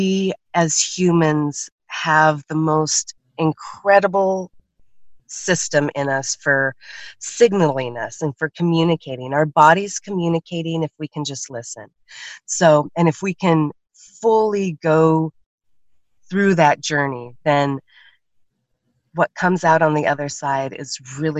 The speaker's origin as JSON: {"language": "English", "region": "Oregon", "country": "United States", "said": "I'm from Oregon"}